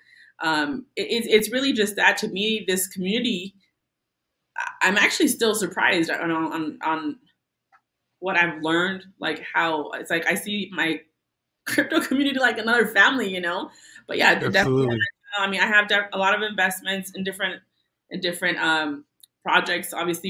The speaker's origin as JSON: {"language": "English", "town": "Tijuana", "region": "Baja California", "country": "Mexico", "lives_now": "United States", "said": "I was born in Tijuana, but I am a citizen. Long story."}